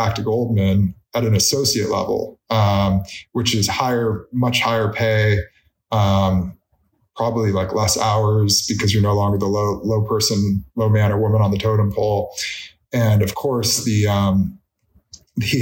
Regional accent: Orinda, California, United States; I had the dream of being a Cal water polo player growing up in Arinda

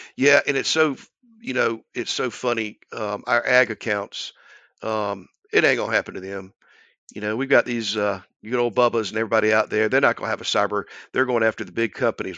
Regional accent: Albany, Georgia, United States; my hometown of Albany

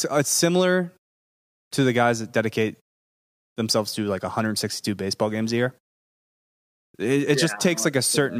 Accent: Delaware County, Pennsylvania, United States; I'm from Delco

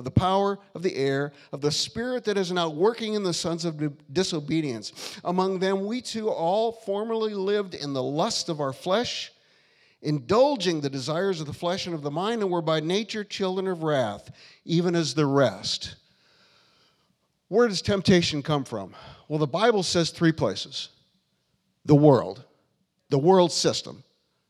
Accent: United States; I'm American

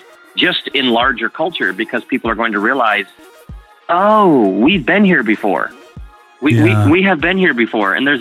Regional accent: United States

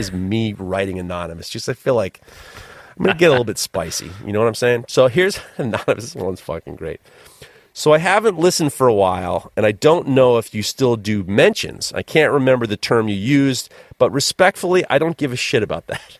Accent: New York, United States; I'm a New Yorker

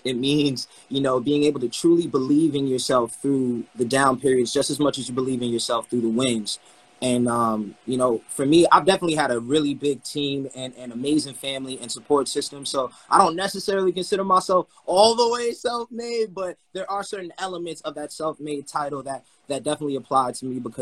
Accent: New York City, New York, United States; I'm from Brooklyn originally, and I did 3 Broadway plays from the age of 10 to 13

